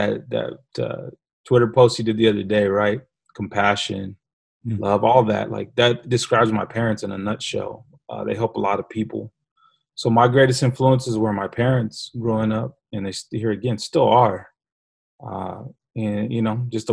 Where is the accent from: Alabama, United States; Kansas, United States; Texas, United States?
Texas, United States; San Antonio; Grew up on the southeast side of San Antonio